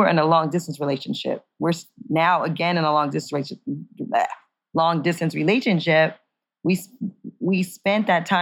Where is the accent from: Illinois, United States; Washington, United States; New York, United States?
New York, United States; New York City; moved away; I'm from New York City.